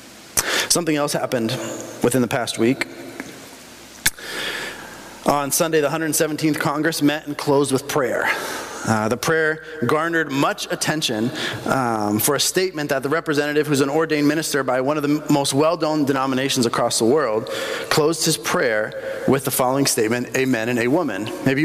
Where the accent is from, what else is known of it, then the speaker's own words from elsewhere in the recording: Bolivia; I grew up in Bolivia, right?